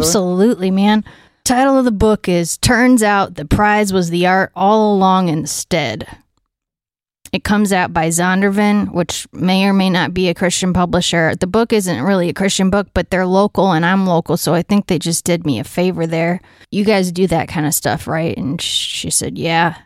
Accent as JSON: {"language": "English", "town": "Allegan", "region": "Michigan", "country": "United States", "tie": "born or raised there", "said": "I grew up just a little bit south of Grand Rapids"}